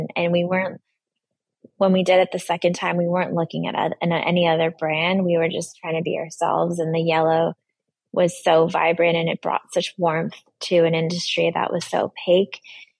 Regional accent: Brooklyn, New York, United States; And I came from Brooklyn, so my grandparents came into the subway and they saw the campaign.

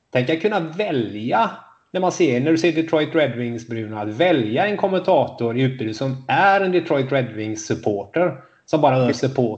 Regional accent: Gothenburg, Västra Götaland, Sweden; det säger jag som göteborgare

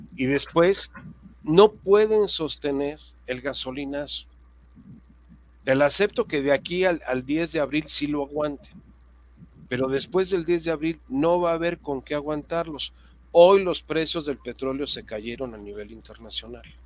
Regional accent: Mexico

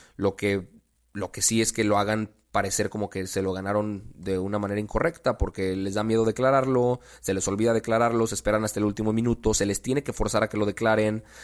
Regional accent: Mexico; como mexicanos

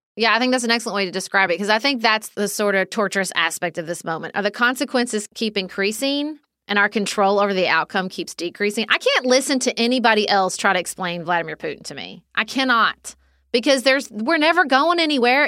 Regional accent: United States; as an American

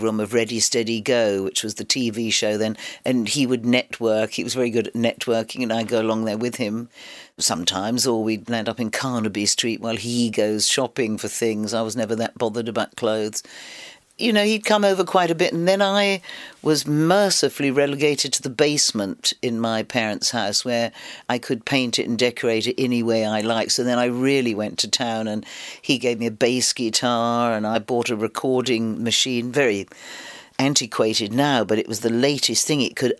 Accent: London, United Kingdom; it was a very exciting time to be young and growing up in London.

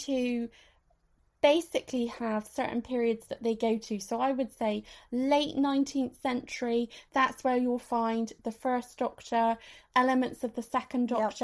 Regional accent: West Country, South West England, United Kingdom; we're from the West Country, and for that particular type of shoes, we use the word daps.

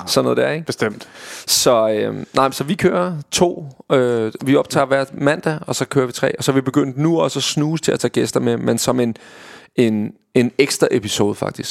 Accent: Vestegnen, Capital Region of Denmark, Denmark; jeg var fra Vestegnen, og derfor min slang kommer ind i spil

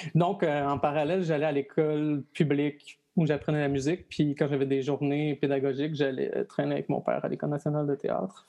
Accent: Montreal, Quebec, Canada; je suis un petit gars de Villeray. Hein. Je suis né dans Villeray, de parents nés dans Villeray

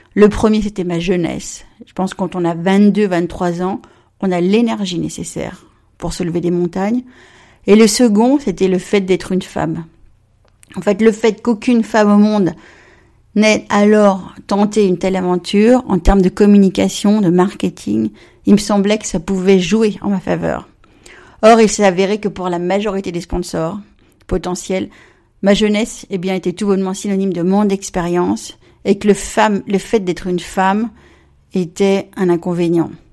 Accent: Évian-les-Bains, Auvergne-Rhône-Alpes, France; moved away; also born or lived in Plymouth, England; Je suis née à Évian, j'ai grandi là-bas, sur les bords de la Clément

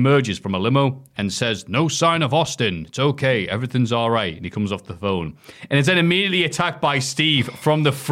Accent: United Kingdom; we're British

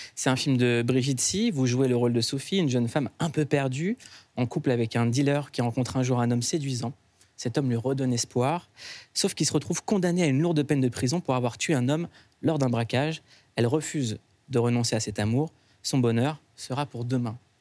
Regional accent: Noisy-le-Sec, Île-de-France, France; je viens de Noisy-le-Sec

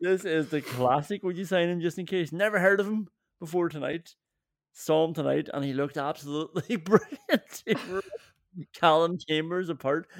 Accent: Ireland; I'm from Ireland

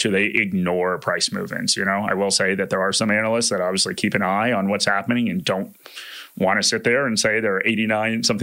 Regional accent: United States; accent: American; moved away as an adult; now in Australia

